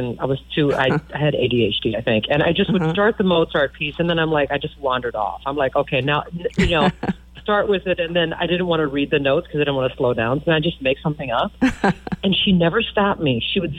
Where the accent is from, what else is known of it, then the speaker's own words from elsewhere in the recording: Manchester, Iowa, United States; also born or lived in Florida; now in Chicago, United States; my hometown of Manchester, Iowa